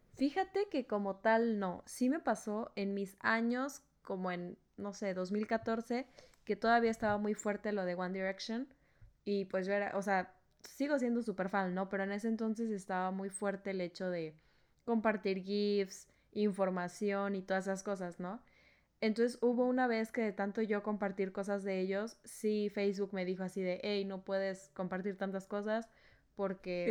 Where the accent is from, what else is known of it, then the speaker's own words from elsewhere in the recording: Culiacán, Sinaloa, Mexico; moved away; also born or lived in Veracruz; en Culiacán, de donde yo soy